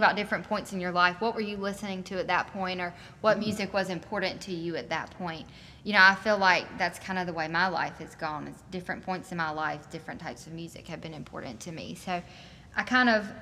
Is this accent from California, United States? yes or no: no; Lancaster, South Carolina, United States; moved away; I grew up in Lancaster, South Carolina.